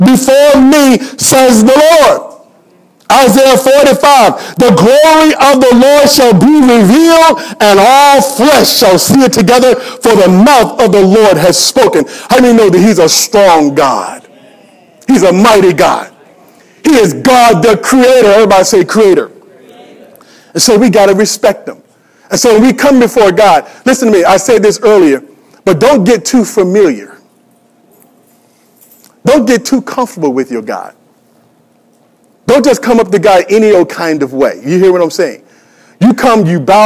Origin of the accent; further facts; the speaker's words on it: United States; I'm an American